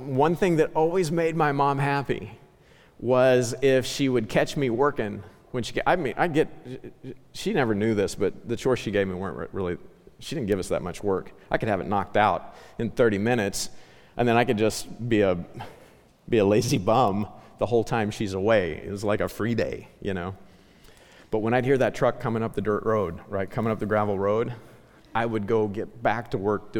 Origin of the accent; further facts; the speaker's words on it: Ozark Mountains, southwest Missouri, United States; I grew up in the Ozark Mountains in southwest Missouri